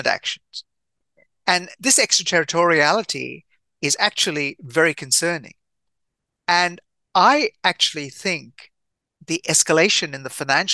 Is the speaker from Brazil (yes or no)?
no; India; I'm Indian by birth